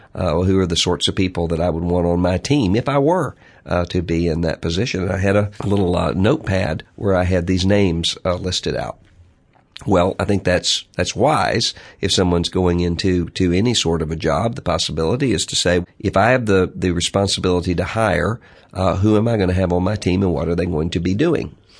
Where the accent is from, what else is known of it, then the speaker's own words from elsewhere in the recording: Mississippi, United States; my home state of Mississippi